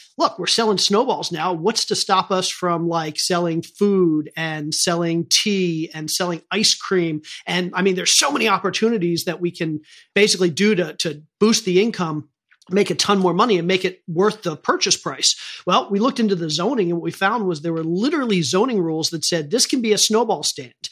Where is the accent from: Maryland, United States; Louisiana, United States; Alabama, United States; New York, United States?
Maryland, United States; I grew up in Maryland.